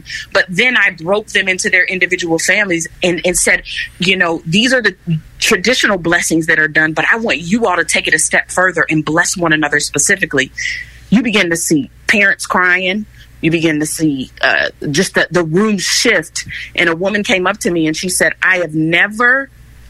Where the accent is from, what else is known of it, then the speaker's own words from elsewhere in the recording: Chicago, Illinois, United States; I'm actually from Chicago. I was born and raised on the west side of Chicago, Illinois